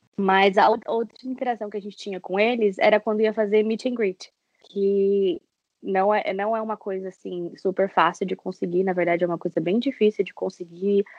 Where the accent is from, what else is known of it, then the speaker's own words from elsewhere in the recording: São Paulo, Brazil; eu sou de São Paulo